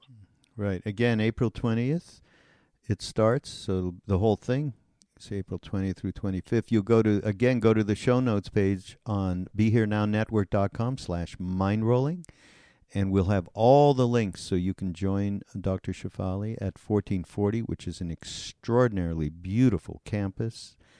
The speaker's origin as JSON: {"language": "English", "country": "Canada", "also_born_or_lived": "India", "said": "I'm from Canada"}